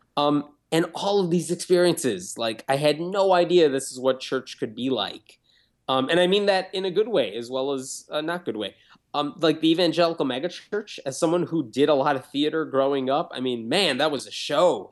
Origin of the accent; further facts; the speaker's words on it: Chicago, Illinois, United States; also born or lived in Tennessee; I grew up in a suburb of Chicago, lived for a couple of years in Tennessee